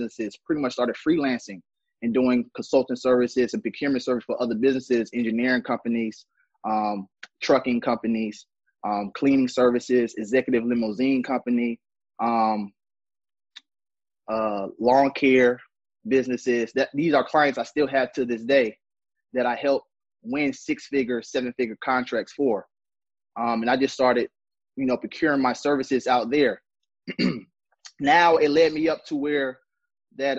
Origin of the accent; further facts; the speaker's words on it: Atlanta, Georgia, United States; I'm from Atlanta, Georgia. Zone 6, to be exact.